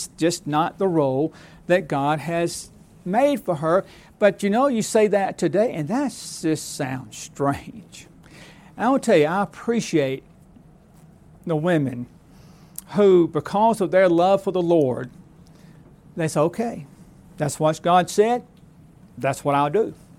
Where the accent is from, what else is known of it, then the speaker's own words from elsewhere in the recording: Alabama, United States; once it happened where I grew up in South Alabama.